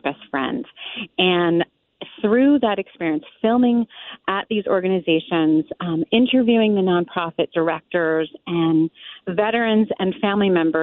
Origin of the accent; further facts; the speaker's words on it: New York, United States; moved away as an adult; also born or lived in Fort Leavenworth, Kansas; I'm a New Yorker